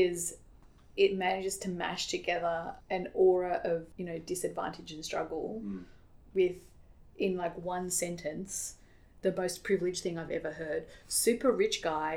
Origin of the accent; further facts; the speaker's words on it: Australia; also born or lived in United States; as an Aussie living in the States